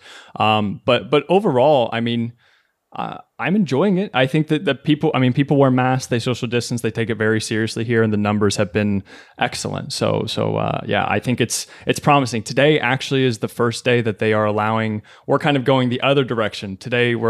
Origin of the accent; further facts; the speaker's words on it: Kentucky, United States; moved away as an adult; now in New York City, United States; I was born and raised in Kentucky.